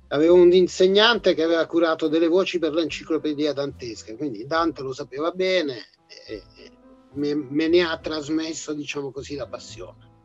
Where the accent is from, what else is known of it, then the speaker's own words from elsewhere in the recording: Abruzzo, Italy; born there; Mi sento siciliano perché sono per metà, sono, anche se sono nato in Abruzzo, ma eh, era, era, il viaggio canonico tutte le estati, si, si tornava dai parenti siciliani